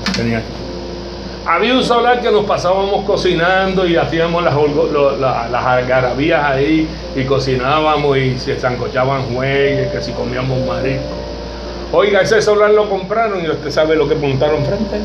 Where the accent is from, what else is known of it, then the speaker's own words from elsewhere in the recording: Cataño, Puerto Rico; yo soy de Catán